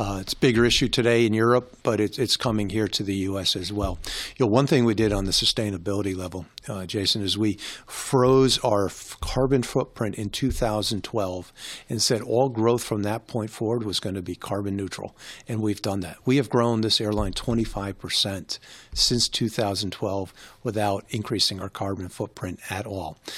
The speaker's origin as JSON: {"language": "English", "region": "New York", "country": "United States", "tie": "born or raised there", "said": "I grew up in New York"}